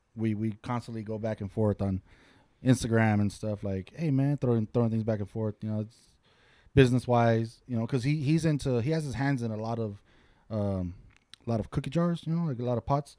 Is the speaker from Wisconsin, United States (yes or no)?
no; Santa Fe Springs, California, United States; also born or lived in Lancaster, California; now in Ontario, California, United States; born and raised in Santa Fe Springs, California.